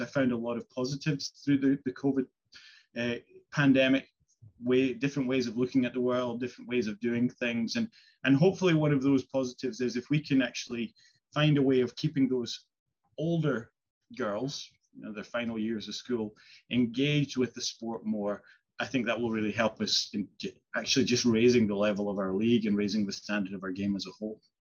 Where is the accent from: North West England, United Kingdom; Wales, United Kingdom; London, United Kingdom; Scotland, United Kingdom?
Scotland, United Kingdom; Isle of Skye; I grew up in Skye, you know, miles away from anywhere